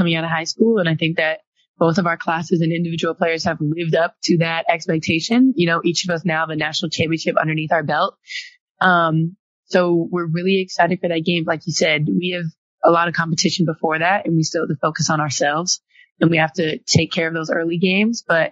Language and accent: English; the Bay Area, California, United States; I'm from the Bay